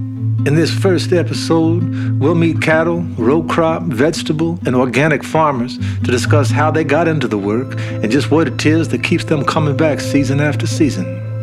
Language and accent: English; Arkansas, United States; also born or lived in northern Louisiana; I'm an actor and a musician born and raised in Arkansas. My grandparents farmed in Arkansas for decades.